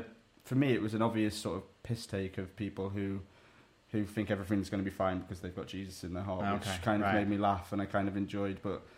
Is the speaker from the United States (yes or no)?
no; United Kingdom; a very British album that doesn't make me cringe at the thought of being British as well.